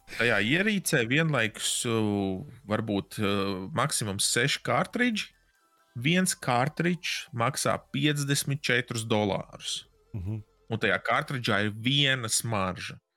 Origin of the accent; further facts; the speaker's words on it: Latvia; es esmu no Latvijas